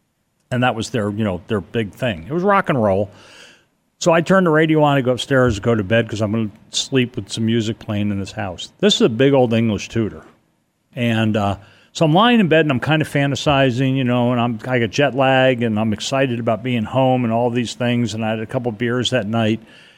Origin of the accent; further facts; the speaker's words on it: Stamford, Connecticut, United States; I grew up pretty much in Stamford, Connecticut.